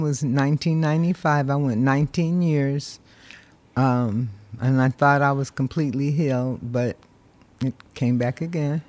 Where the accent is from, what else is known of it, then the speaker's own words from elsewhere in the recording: Berkeley, California, United States; also born or lived in San Jose, California; I'm from Berkeley, California.